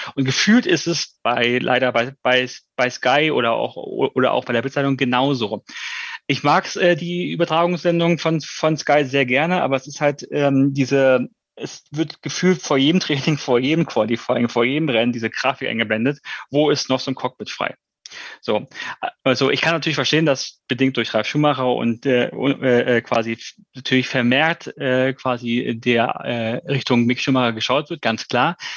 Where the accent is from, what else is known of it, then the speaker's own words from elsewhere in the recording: Germany; wir sind einfach als Deutsche